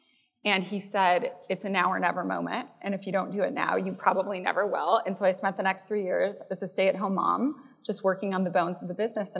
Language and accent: English; Chicago, Illinois, United States; I am from Chicago.